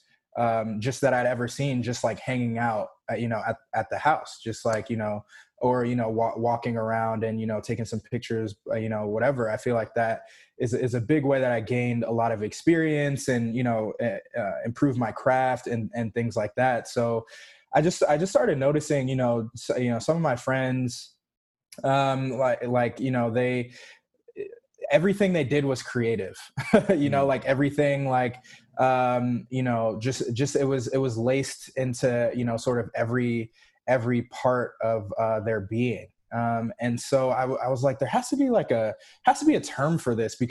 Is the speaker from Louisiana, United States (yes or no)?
no; Roswell, Georgia, United States; also born or lived in Los Angeles, California / New York; now in Atlanta, United States; when I was about 10 or so, we moved, to good old Roswell, Georgia. and I was there, did middle school and high school in Roswell, and then have been like actually ITP ever since.